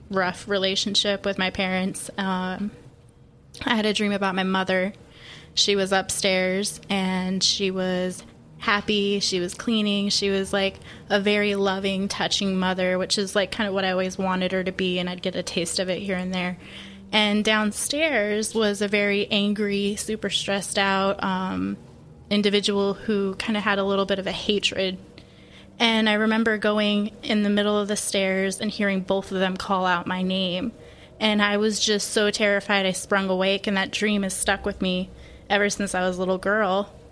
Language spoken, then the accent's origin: English; Colorado, United States; moved away as an adult; um, I'm 23. I'm from Colorado. I moved down here a little over two years ago to come live with Robbie